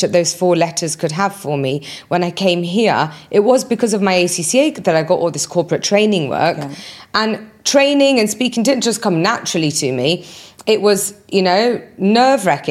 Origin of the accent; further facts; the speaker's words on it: United Kingdom; moved away as an adult; also born or lived in Birmingham; now in United Arab Emirates; I was born and raised in the UK